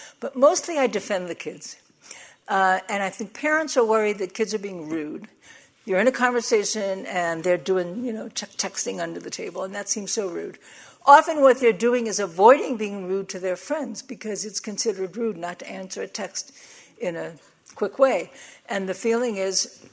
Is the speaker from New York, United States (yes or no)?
yes; New York, United States; I'm from New York